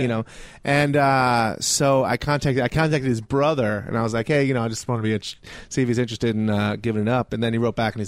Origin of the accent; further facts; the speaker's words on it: Richmond, Virginia, United States; moved away; also born or lived in New York City; grew up in Richmond, Virginia